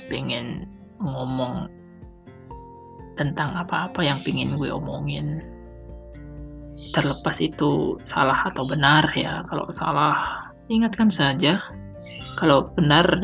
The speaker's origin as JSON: {"language": "Indonesian", "region": "Sumatra", "country": "Indonesia", "said": "yang secara kan orang kampung jarang jarang ya gue akui di daerahku jarang jual-jualan begitu paling mentok kalau nggak lotek ya lontong nah itu kayak kupat tahu semacamnya itu tidak ada siomay itu ya tidak ada untuk tiap apa ya malam-malam gitu loh karena biasalah daerah Sumatera"}